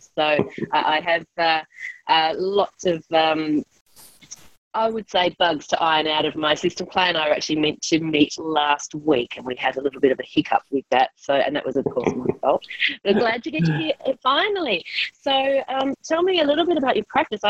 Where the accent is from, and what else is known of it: Australia